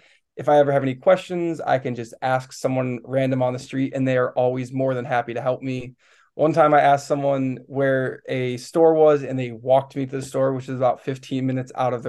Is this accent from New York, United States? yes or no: yes; Buffalo, New York, United States; moved away as an adult; now in Osaka, Japan; I'm from Buffalo, New York.